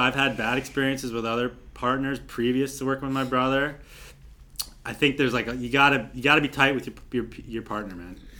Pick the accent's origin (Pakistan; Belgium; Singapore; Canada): Canada; Niagara-on-the-Lake, Ontario; moved away; also born or lived in Whistler; we're from Niagara-on-the-Lake